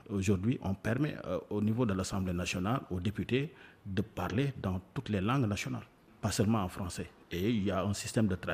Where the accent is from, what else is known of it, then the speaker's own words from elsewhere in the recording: Mauritania; French is a second language; Je suis un Mauritanien quotidien ici.